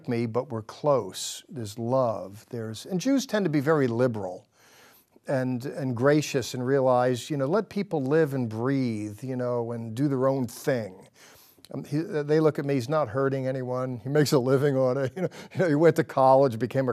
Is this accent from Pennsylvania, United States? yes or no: yes; Harrisburg, Pennsylvania, United States; I'm from Harrisburg